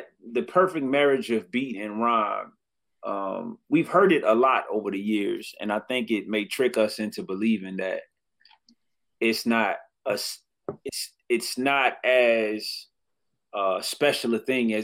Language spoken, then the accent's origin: English; Detroit, Michigan, United States; I was from Detroit